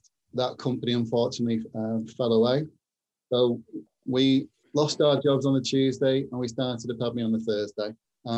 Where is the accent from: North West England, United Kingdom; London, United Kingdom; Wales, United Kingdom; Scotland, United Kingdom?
North West England, United Kingdom; Manchester; two of us are born and bred in Manchester